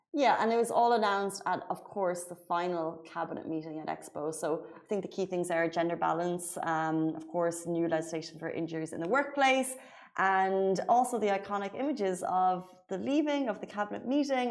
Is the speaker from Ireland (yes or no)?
yes; Waterford, Munster, Ireland; moved away as an adult; now in Dubai, United Arab Emirates; I live in Waterford and we say like bye